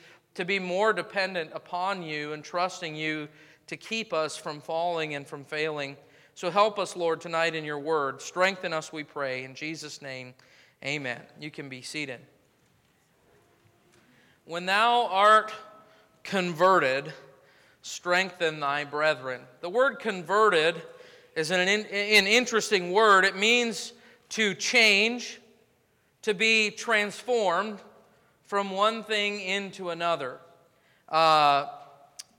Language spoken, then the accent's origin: English; United States; I'm an American through and through